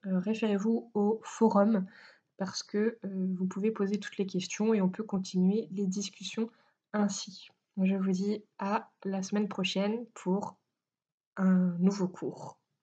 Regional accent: France; nous sommes français

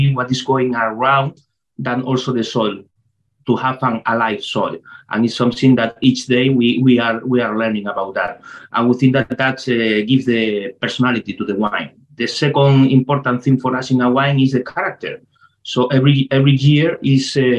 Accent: Tenerife, Canary Islands, Spain; English is a second language; I came from Tenerife, I am chemistry organic from La Laguna in Tenerife University

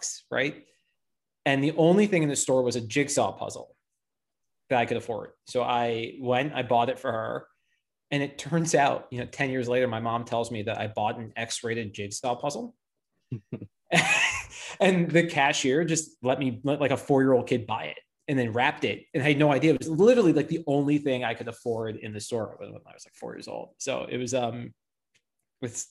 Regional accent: New York City, New York, United States; also born or lived in Wellesley, Massachusetts; I grew up in Manhattan.

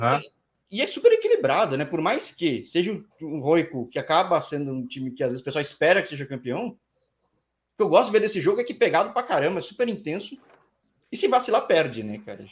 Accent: São Paulo, Brazil; Eu que sou de São Paulo

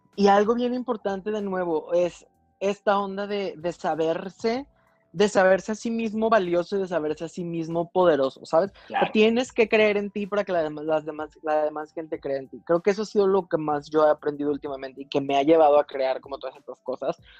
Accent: Mexico; dos mexicanas.

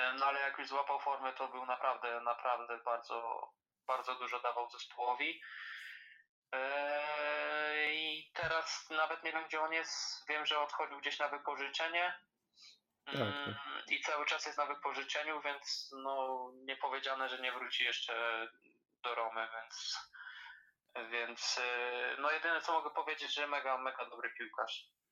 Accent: Poland; u nas w Krakowie

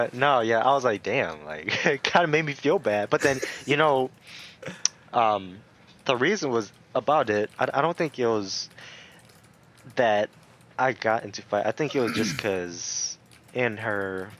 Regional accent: Bloomington, United States; I grew up in Bloomington

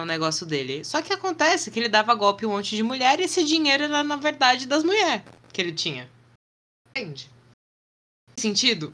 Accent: Brazil; a gente é brasileiro

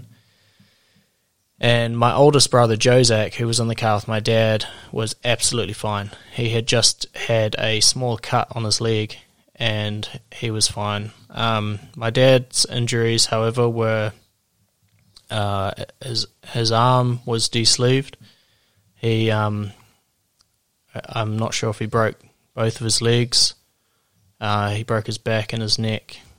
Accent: New Zealand; I am a Kiwi from New Zealand

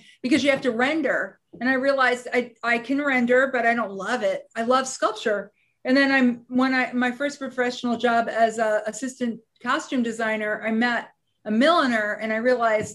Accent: United States; as an American designer

